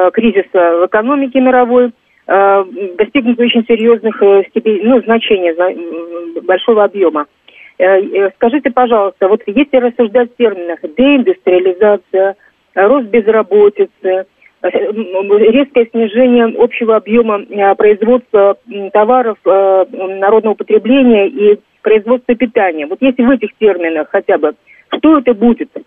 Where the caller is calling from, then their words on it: Moscow, Russia; Я говорю, из Москвы.